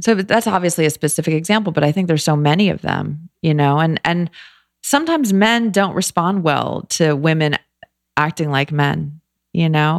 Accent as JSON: {"language": "English", "town": "Los Angeles", "region": "California", "country": "United States", "tie": "born or raised there", "also_born_or_lived": "New York / Philadelphia", "moved": "as an adult", "said": "I grew up in L"}